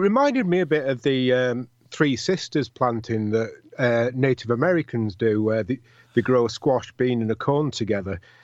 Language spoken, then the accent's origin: English; Sheffield, Yorkshire and the Humber, United Kingdom; I'm from Sheffield